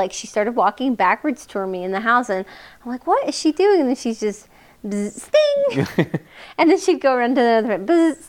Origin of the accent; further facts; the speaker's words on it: Louisiana, United States; growing up in Louisiana has so much French culture and people, you know, even people who are Cajun, they speak Cajun French, which is just like a variation on French language.